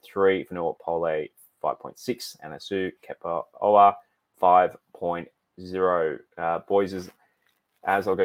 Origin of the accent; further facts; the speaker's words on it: Terrigal, New South Wales, Australia; Terrigal's good. That's my hometown